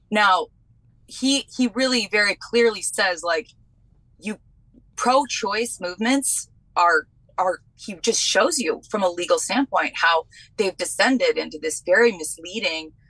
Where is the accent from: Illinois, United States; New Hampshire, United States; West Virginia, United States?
New Hampshire, United States; also born or lived in Vermont; What's even worse is I'm actually from New Hampshire and Vermont, which is like the heart of the feminist movement.